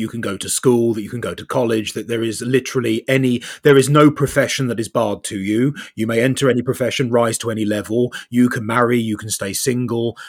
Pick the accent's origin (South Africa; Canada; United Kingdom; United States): United Kingdom; South East England; now in North West England, United Kingdom; I'm originally from Southeast England. Now I live in the Northwest.